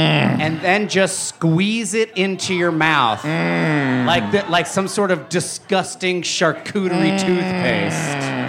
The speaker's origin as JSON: {"language": "English", "region": "New Jersey", "country": "United States", "said": "I'm from Jersey. I say Utz."}